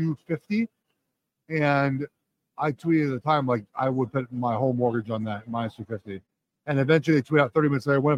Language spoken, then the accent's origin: English; Los Angeles, California, United States; I grew up in Los Angeles